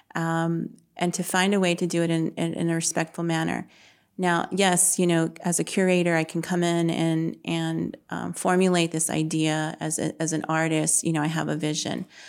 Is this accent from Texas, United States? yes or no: yes; San Antonio, Texas, United States; grew up on the south side of San Antonio. Um, I still live in the south side now